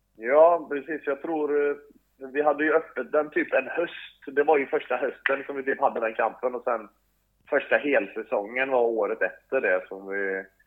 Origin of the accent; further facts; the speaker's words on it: Sweden; moved away as an adult; also born or lived in Northern Norway; now in Norway; hemma där jag kommer ifrån i den delen av Sverige så är det ju väldigt mycket näringsfattiga vatten